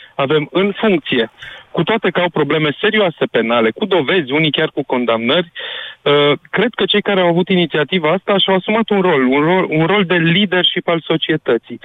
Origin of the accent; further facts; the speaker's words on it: Brașov, Brașov County, Romania; Eu mm-hmm. sunt brașovean